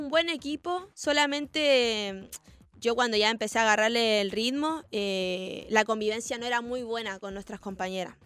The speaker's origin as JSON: {"language": "Spanish", "region": "Antofagasta", "country": "Chile", "tie": "born or raised there", "moved": "as an adult", "lives_now": "Argentina", "said": "nací en Antofagasta, que es más cerca... Mm, cerca como de Perú"}